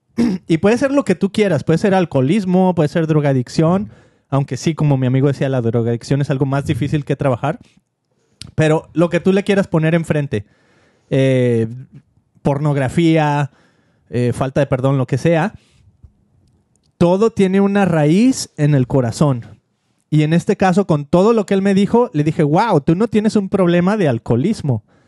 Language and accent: Spanish; Mexico; como mexicano